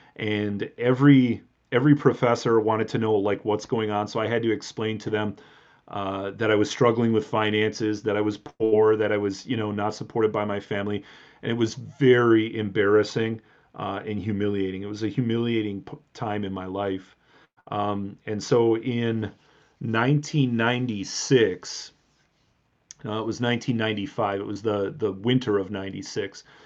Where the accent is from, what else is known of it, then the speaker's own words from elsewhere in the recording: Milwaukee suburbs, Southeast Wisconsin, United States; now in Madison, United States; I grew up in Southeast Wisconsin, um, south side of Milwaukee, not Milwaukee proper, but like in the sort of blue collar Milwaukee suburbs. So, uh, South Milwaukee, Cudahy, um, Oak Creek